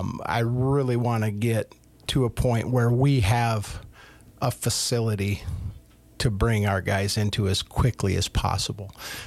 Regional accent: Wisconsin, United States; also born or lived in Minnesota; So I grew up between Wisconsin and Minnesota.

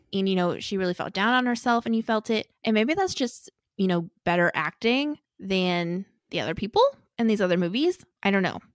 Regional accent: St. Louis, Missouri, United States; also born or lived in Kansas; I grew up in Saint Louis

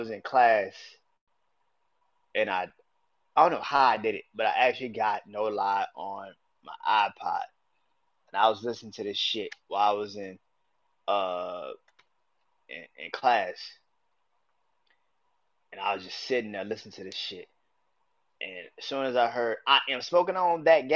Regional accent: New Orleans, Louisiana, United States; I'm from New Orleans

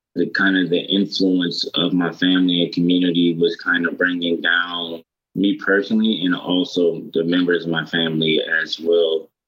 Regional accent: Detroit, Michigan, United States; I'm from Detroit, and I grew up in Detroit

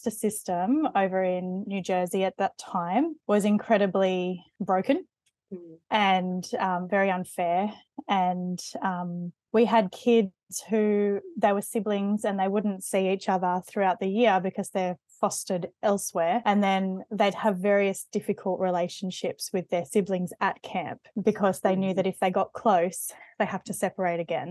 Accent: Sydney, New South Wales, Australia; now in Penrith, Australia; I grew up in the Sutherland Shire in Sydney

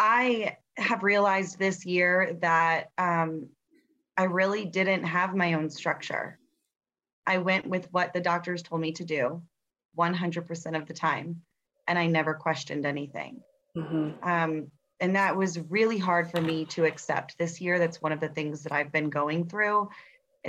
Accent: Tampa, Florida, United States; I'm from Tampa, Florida. Born and raised here, so I'm what you call a Tampanian

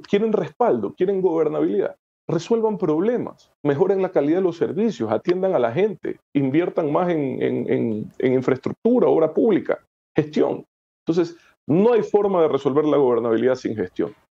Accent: Ecuador; como ecuatoriano

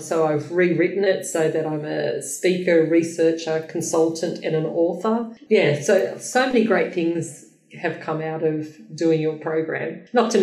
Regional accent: Australia; I'm an Aussie chick, you know, like I'm from little Australia, you know, down the bottom

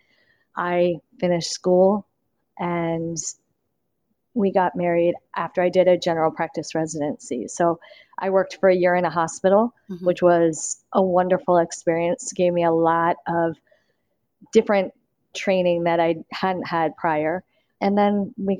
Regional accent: Maryland, United States; I'm from Maryland originally.

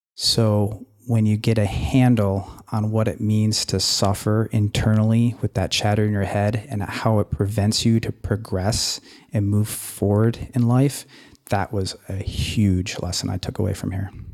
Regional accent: Anchorage, Alaska, United States; I hail from Anchorage, Alaska

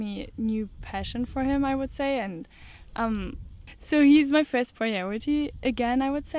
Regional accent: Germany; I'm from Germany.

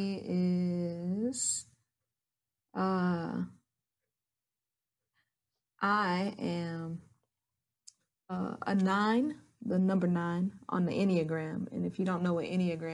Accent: Asheville, North Carolina, United States; I am born and raised in Asheville, North Carolina.

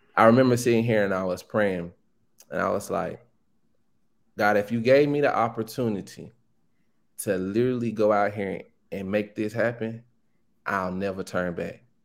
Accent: Pine Bluff, Arkansas, United States; I'm from Pine Bluff. It's a small town in Arkansas

